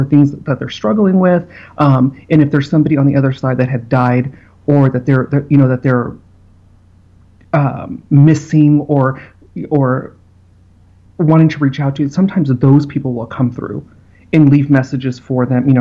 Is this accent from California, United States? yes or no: yes; Simi Valley, California, United States; also born or lived in Los Angeles; I grew up in Simi Valley, California.